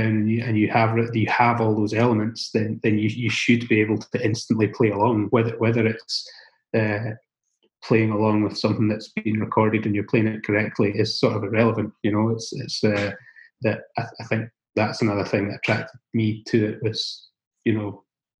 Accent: the Scottish Borders, Scotland, United Kingdom; growing up in the Borders, where, you know, there are no sort of actual live music venues

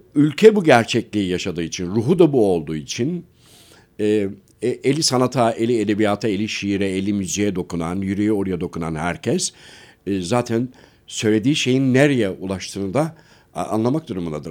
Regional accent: Şavşat, Artvin, Turkey; moved away; also born or lived in Ankara; Artvinliyim ben

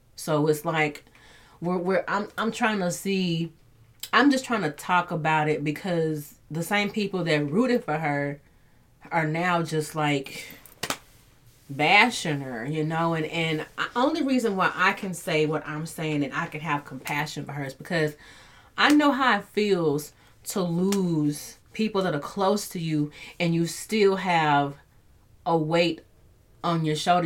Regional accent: Dallas, Texas, United States; my hometown

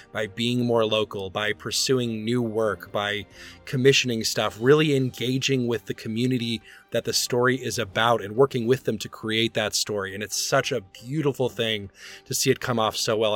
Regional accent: Birmingham, Alabama, United States; moved away; my hometown opera company of Opera Birmingham.

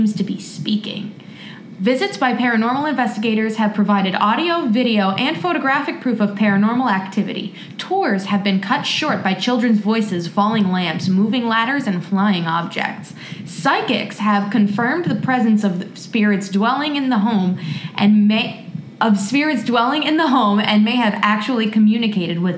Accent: New Jersey, United States; we're from New Jersey where everyone hates each other

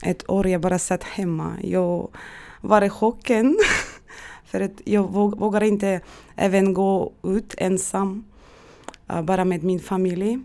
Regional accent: Estonia; first language Russian; Swedish is a second language; moved away as an adult; now in Sweden; Jag kunde bara mitt modersmål, ryska språk. Jag kommer från Estland och jag bodde där 30 år och kunde inte estniska.

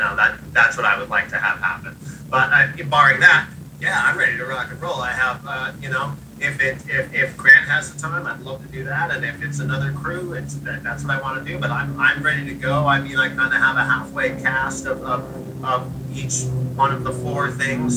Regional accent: Seattle, Washington, United States; growing up in Seattle

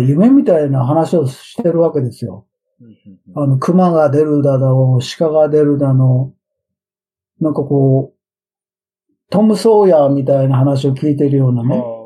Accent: Tokyo, Japan; moved away as an adult; now in Sacramento, United States; 僕は生まれが、生まれも育ちも歌舞伎町でしょ新宿の

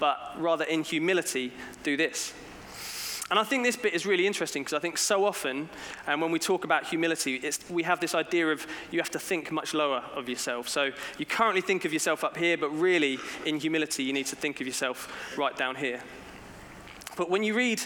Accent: England, United Kingdom; as a British person, when I go abroad, I do sometimes wonder, why do I still live in England

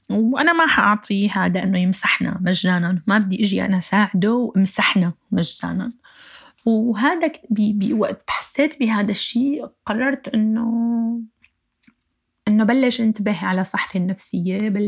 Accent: Aleppo, Aleppo Governorate, Syria; أنا بنت حلب وما بعرف شيء عن قصة الثمانينات

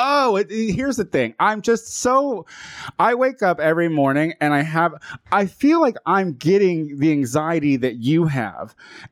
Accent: Chicago, Illinois, United States; I mean, I'm from Chicago. That happens.

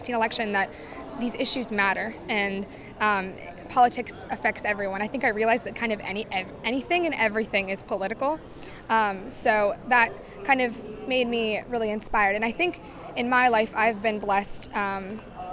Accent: Altoona, Pennsylvania, United States; I'm from Altoona, Pennsylvania, but I go to school at Penn State University, Pennsylvania

